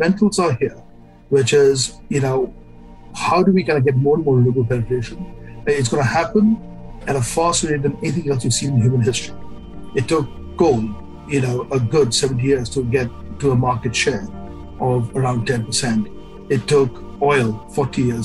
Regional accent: India; I grew up in India

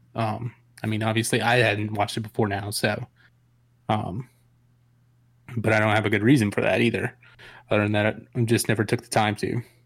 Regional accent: Atlanta, Georgia, United States; also born or lived in Savannah / Macon; I'm in Macon. I grew up in Atlanta.

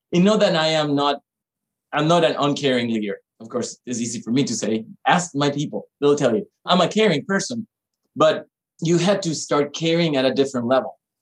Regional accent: Panama; moved away; me growing up in Panama

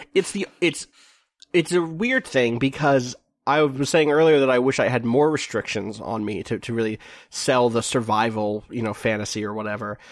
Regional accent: New York, United States; I'm from New York

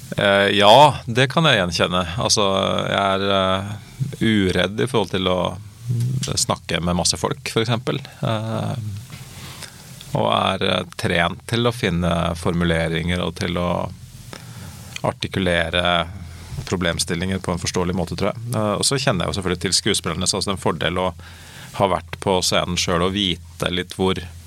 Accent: Oslo, Norway; jeg er fra Oslo og snakker sånn som jeg snakker

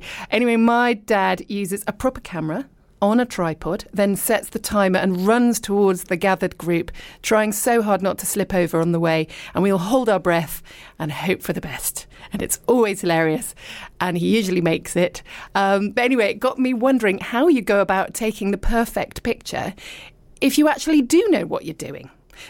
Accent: Dorset, South West England, United Kingdom; also born or lived in Richmond, London / London / abroad; now in East Sheen, London, United Kingdom; I was born in Richmond and I lived and worked in London, but then I lived abroad for ages and ages, and actually I spent my whole childhood living in Dorset, so I really only was born in Richmond and nothing beyond that.

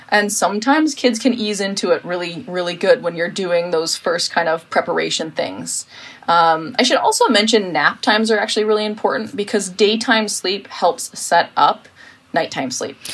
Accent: United States; now in Sweden; I'm American

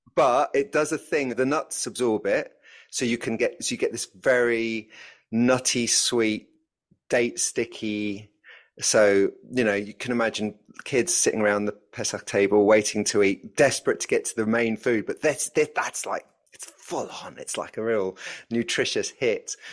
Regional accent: London, United Kingdom; as a North Londoner

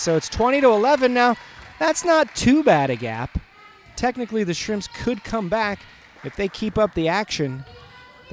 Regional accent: Whittier, California, United States; I'm from Whittier

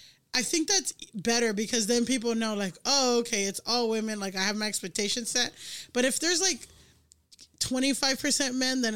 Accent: Miami, Florida, United States; moved away; also born or lived in Orange County, California; because I grew up in Miami

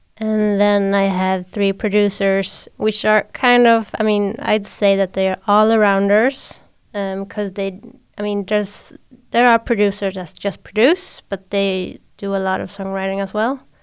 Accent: Sweden

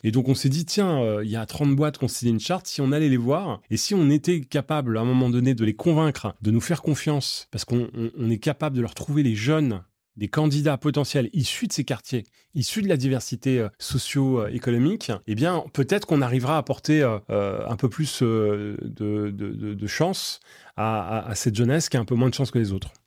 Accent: Seine-Saint-Denis, Île-de-France, France; Moi, j'ai grandi en Seine-Saint-Denis.

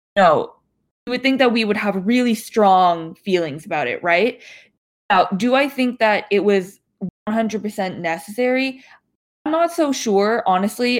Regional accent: Toronto, Ontario, Canada; also born or lived in Yiyang, Hunan, China; I grew up around like in the Toronto ish area

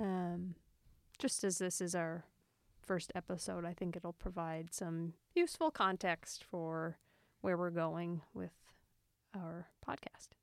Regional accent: Cape Breton, Nova Scotia, Canada; in Cape Breton where I grew up

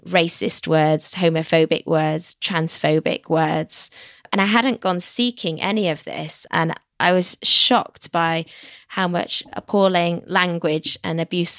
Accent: London, United Kingdom; From London.

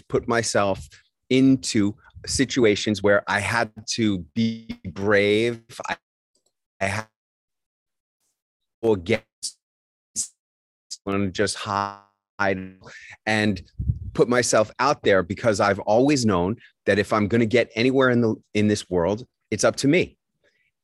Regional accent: New York City, New York, United States; When I was growing up in New York City, the drinking age was 18

